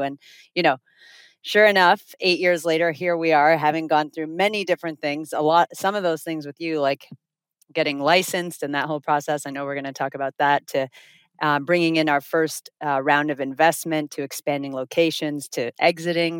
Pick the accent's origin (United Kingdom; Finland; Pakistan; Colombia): Finland; moved away as an adult; also born or lived in Toronto, Canada / South Florida, United States; now in Miami, United States; we're originally from Finland. We moved to South Florida via Toronto, where we went to university